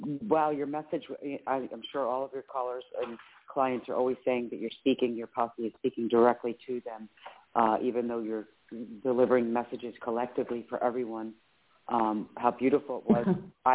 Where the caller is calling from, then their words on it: Philadelphia, Pennsylvania, United States; from Philadelphia.